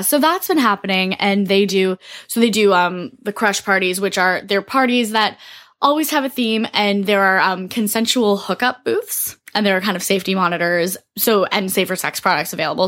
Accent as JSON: {"language": "English", "town": "Toronto", "region": "Ontario", "country": "Canada", "tie": "born or raised there", "said": "I'm from Toronto, then work is in Montreal, but I mostly live in Toronto."}